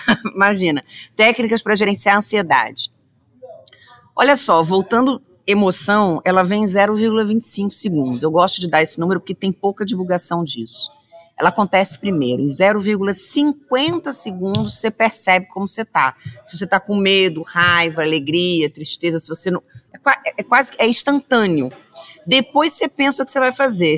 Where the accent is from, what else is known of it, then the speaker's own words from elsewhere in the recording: Rio de Janeiro, Brazil; eu sou carioca, descendente de italianos e poloneses.